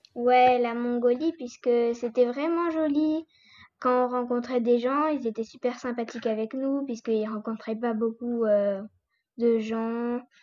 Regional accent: France; also born or lived in Corsica; la France, notre pays

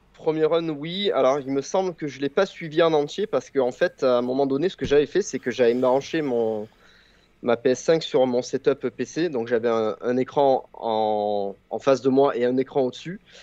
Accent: southern France, France; accent: southern (du sud); Il y a, il y a un hurlement assez, euh, typique de mon accent, euh, du sud

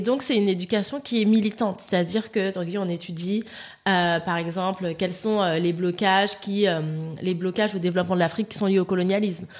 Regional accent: Paris, Île-de-France, France; also born or lived in French Antilles (ancestry); je suis antillaise, mais j'ai vécu, j'ai grandi à Paris.

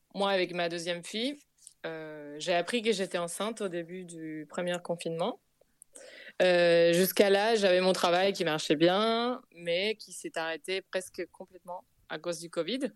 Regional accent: Buenos Aires, Argentina; French is a second language; moved away as an adult; now in Paris, France; chez moi, en Argentine

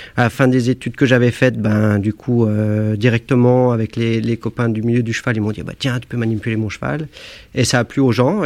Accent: Annecy, Auvergne-Rhône-Alpes, France; je viens d'Annecy. Je suis né à Annecy. Hein. J'habitais un, petit village juste au-dessus d'Annecy, dans la montagne

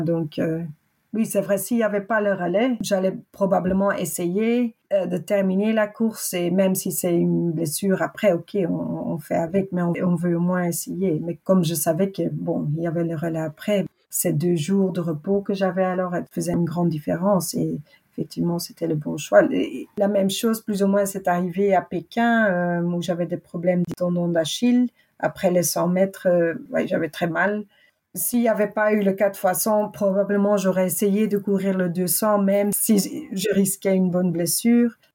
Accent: Belgium; je suis une vraie Belge

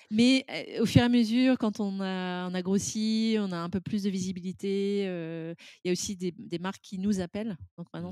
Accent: France; now in London, United Kingdom; je suis française

